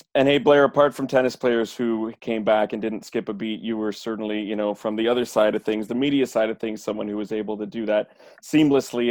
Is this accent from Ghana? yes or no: no; Canada; I'm Canadian